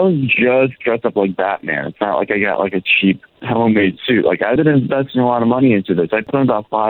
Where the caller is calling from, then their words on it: Orlando, Florida, United States; I'm calling from Orlando.